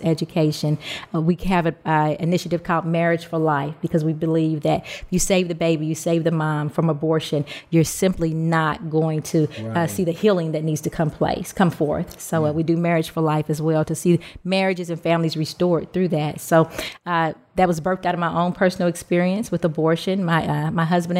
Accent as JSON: {"language": "English", "town": "Louisville", "region": "Kentucky", "country": "United States", "said": "I'm from Louisville, Kentucky"}